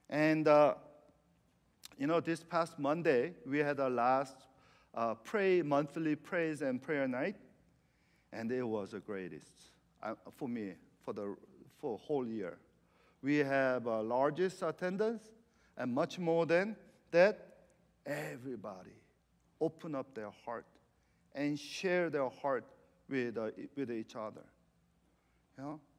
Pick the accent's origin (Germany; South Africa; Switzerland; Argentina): Argentina; I was kind of giggling inside because I'm from Argentina. I'm from Messi.